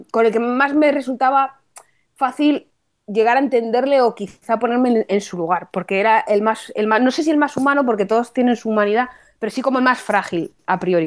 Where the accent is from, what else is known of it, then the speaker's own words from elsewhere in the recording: Toledo, Castilla-La Mancha, Spain; En mi tierra, en Toledo